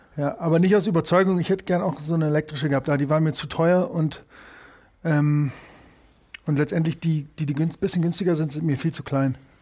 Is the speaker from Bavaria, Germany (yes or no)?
yes; Munich, Bavaria, Germany; also born or lived in New York; ich bin hier im Olympiadorf aufgewachsen in, in München